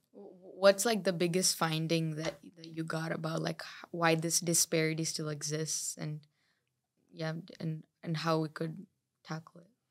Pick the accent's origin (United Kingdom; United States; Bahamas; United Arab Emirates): United Arab Emirates; Dubai; I come from Dubai